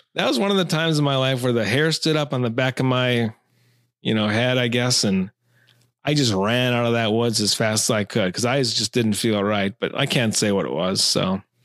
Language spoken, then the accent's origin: English; Taylors Falls, Minnesota, United States; I grew up in Taylor's Falls, Minnesota. Like, for the first, uh, nineteen years of my life